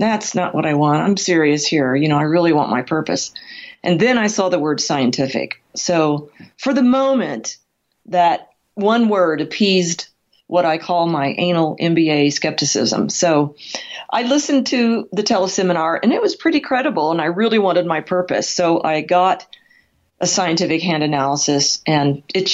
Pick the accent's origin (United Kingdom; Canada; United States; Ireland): United States; Midwest; also born or lived in California; now in Colorado, United States; I was raised in the Midwest, not with horses